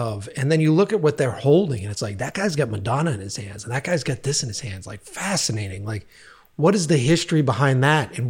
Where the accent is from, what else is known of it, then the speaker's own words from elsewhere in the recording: East Coast, United States; moved away; I was from the East Coast